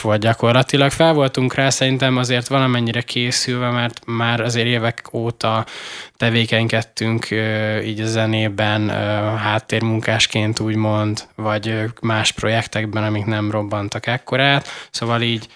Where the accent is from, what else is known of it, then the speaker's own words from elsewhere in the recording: Szikszó, Borsod-Abaúj-Zemplén, Hungary; moved away; én meg Borsodi vagyok